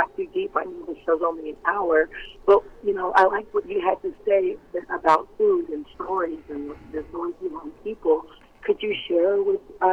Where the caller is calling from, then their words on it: California, United States; I'm calling from California.